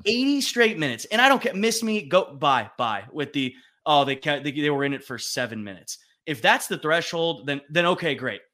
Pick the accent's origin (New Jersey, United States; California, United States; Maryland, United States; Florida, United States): California, United States; as a kid with some Texas ties growing up in California